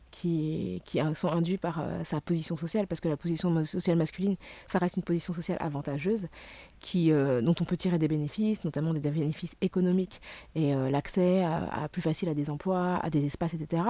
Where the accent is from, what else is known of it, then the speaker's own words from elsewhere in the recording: Senegal; du Sénégal, qui est mon pays d'origine